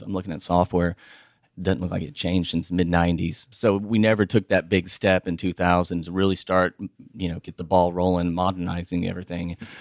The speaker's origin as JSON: {"language": "English", "town": "Houston", "region": "Texas", "country": "United States", "also_born_or_lived": "Austin", "said": "I'm from Houston"}